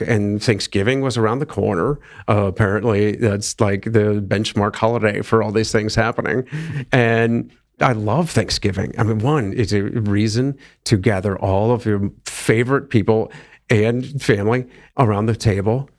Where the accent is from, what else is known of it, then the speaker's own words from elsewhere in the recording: Akron, Ohio, United States; moved away; my hometown marathon, Akron